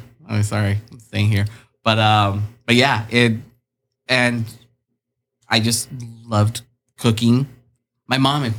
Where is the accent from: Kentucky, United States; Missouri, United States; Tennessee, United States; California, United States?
California, United States; Chula Vista; born or raised there; also born or lived in Tijuana, Mexico